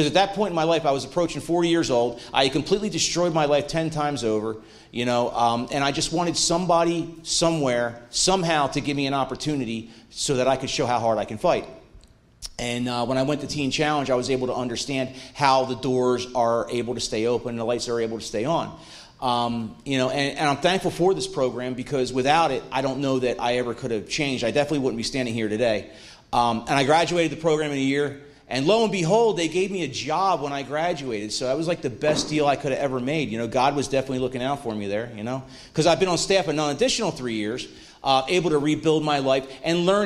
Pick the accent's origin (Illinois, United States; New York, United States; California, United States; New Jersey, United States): New Jersey, United States; Mantua Township; I'm from Mantua Township originally, not so far away